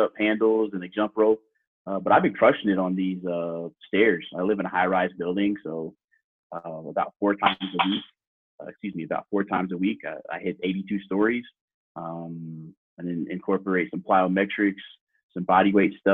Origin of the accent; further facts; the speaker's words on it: Houston, Texas, United States; moved away; we're from Houston